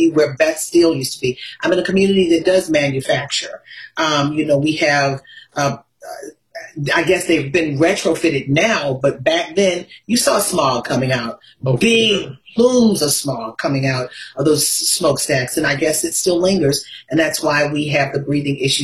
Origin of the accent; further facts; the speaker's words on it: Baltimore, Maryland, United States; I'm from Baltimore